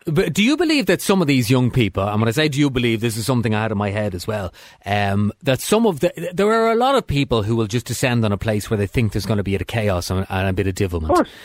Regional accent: Dublin, Leinster, Ireland; I'm from Dublin but, originally

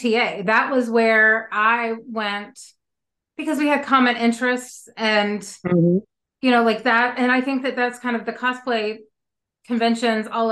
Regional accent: Kentucky, United States; now in Texas, United States; I grew up in Kentucky

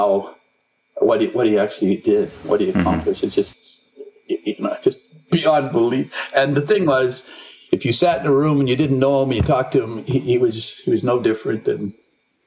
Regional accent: Edmonton, Alberta, Canada; I was born in Edmonton

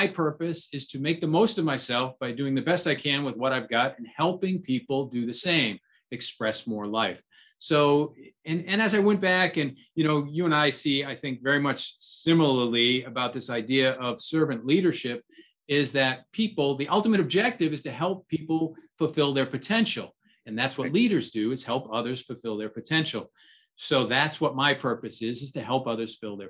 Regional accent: New Hampshire, United States; I'm originally from New Hampshire

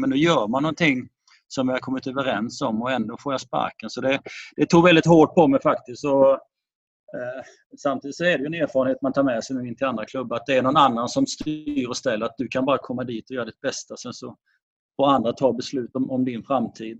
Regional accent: Kalmar, Kalmar County, Sweden; also born or lived in Falkenberg; jag är ju från Kalmarhållet och har mina, min släkt i Kalmar, utanför Kalmar och eh, jag har gått i skola i Kalmar.

